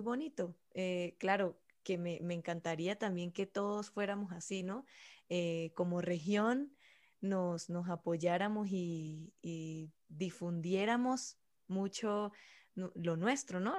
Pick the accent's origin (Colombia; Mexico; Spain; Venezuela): Venezuela; yo soy venezolana